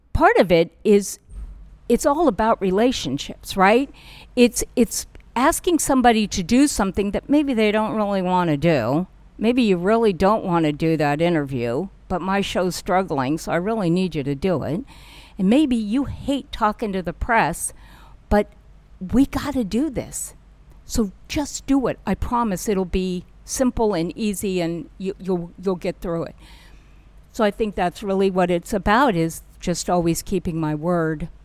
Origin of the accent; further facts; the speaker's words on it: Burbank, California, United States; I am a kid from Burbank, California